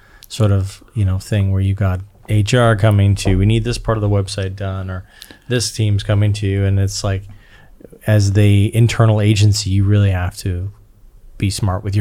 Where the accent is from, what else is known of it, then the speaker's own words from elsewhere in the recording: Canada; I'm Canadian